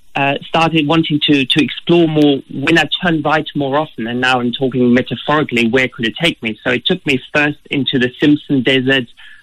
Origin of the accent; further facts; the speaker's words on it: Germany; English is a second language; now in Australia; As you can hear from my accent, originally I'm not Australian. I come from Germany.